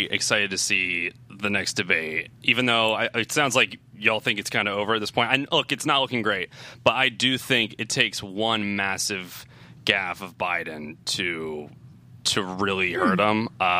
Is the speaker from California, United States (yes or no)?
no; Delaware, United States; I'm from Delaware.